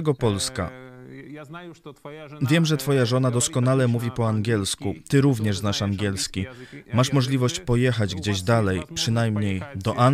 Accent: Donetsk Oblast, Ukraine; moved away as an adult; now in Poltava, Ukraine; Zostałem pastorem w Połtawie, chociaż sam pochodzę z regionu Donieckiego, więc to już moja druga przeprowadzka.

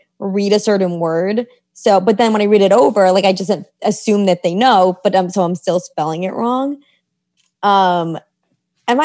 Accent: New York City, New York, United States; I grew up in New York City

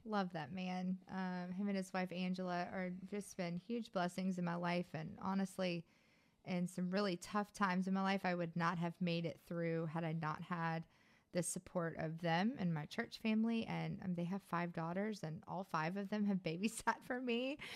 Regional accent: Baton Rouge, Louisiana, United States; moved away; also born or lived in Ruston, Louisiana; I was born in Baton Rouge in nineteen eighty-four

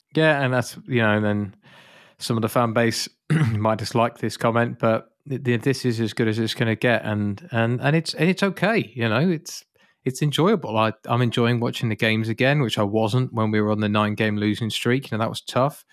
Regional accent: United Kingdom; I'm British.

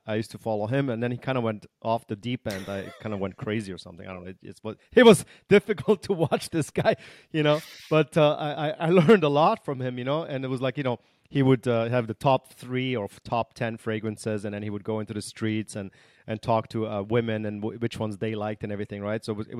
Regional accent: Germany; also born or lived in Canada / United States; You know, I was raised in Germany and in Canada and the US.

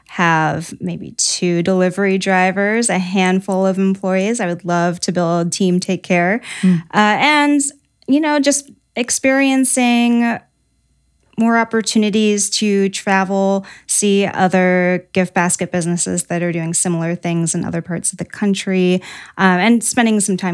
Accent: Ohio, United States; also born or lived in Washington State; now in South Bend, United States; I grew up in Ohio.

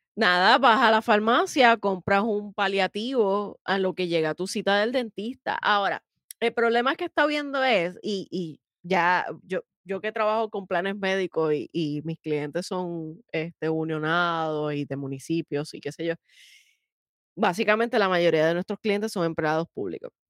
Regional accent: Puerto Rico; nosotros en Puerto Rico

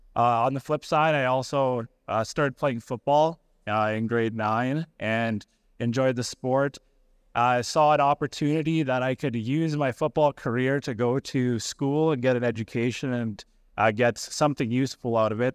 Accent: Melfort, Saskatchewan, Canada; I grew up in Melfort

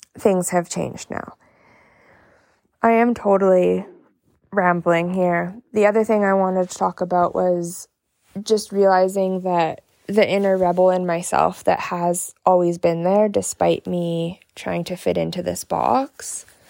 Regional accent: Canada; from Canada

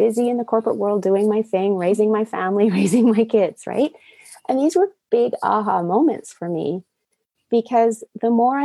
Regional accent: Japan; moved away; I was raised in Japan in the 70s in a highly toxic environment.

